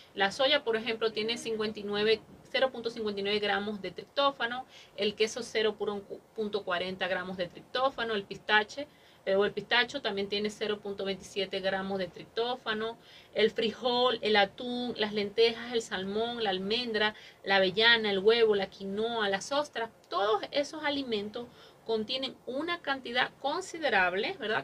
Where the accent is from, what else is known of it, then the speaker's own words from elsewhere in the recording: Mexico; somos mexicanos